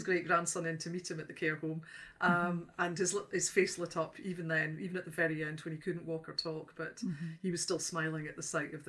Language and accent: English; Dundee, Scotland, United Kingdom; moved away as an adult; now in Northumberland, United Kingdom; I'm 55 years old. I'm originally from Dundee. You can probably hear that. In fact, I'm not a Geordie, even though I'm speaking here today. But I have been living in Northumberland for nearly 25 years now.